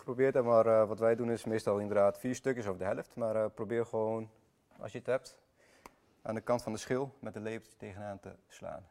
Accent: Iraq; also born or lived in Armenia (ancestry); now in Netherlands; Ben ik zelf geboren in Irak

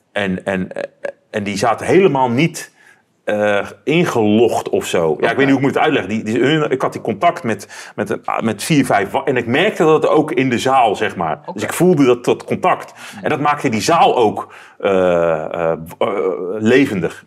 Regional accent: Netherlands; ik, als Nederlander

